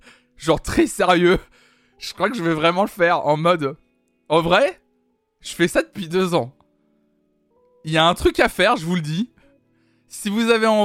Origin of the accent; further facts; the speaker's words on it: Belgium; C'est gentil, mais je suis belge